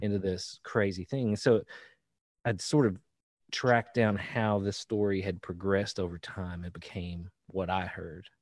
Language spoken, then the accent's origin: English; Eastern Kentucky, United States; now in Central Kentucky, United States; I grew up in Eastern Kentucky. Um, where, where I'm right now is in Central Kentucky